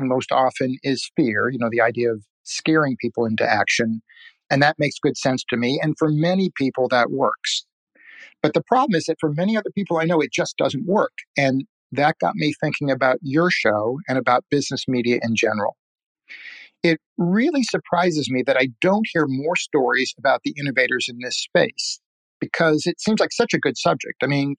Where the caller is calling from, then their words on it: San Diego, California, United States; I'm calling from San Diego.